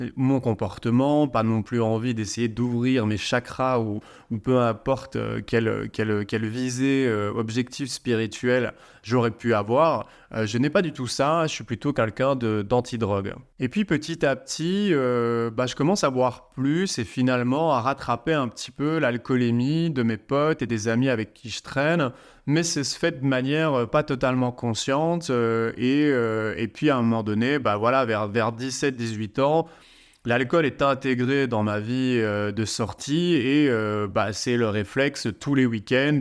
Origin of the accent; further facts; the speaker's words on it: Liège, Wallonia, Belgium; J'étais dans la ville de Liège, en Belgique, c'est ma ville natale